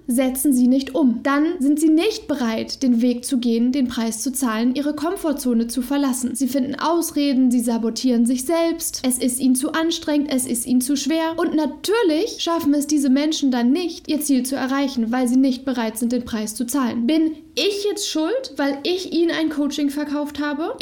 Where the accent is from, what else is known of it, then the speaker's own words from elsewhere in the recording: Germany; Ich bin in Deutschland geboren, ich bin super privilegiert aufgewachsen